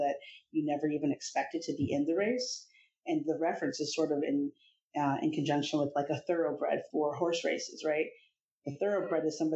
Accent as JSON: {"language": "English", "region": "Iowa", "country": "United States", "tie": "born or raised there", "said": "I grew up in Iowa and I'm very multicultural"}